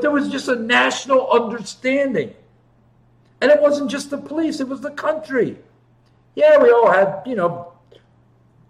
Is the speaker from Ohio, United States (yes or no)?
yes; Ohio, United States; moved away; also born or lived in Chicago; I grew up in Ohio